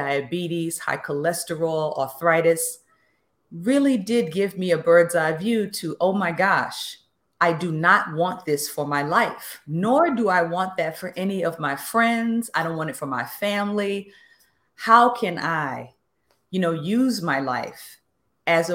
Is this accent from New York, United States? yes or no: yes; New York City, New York, United States; I grew up in the Bronx and went to basically public school my entire life.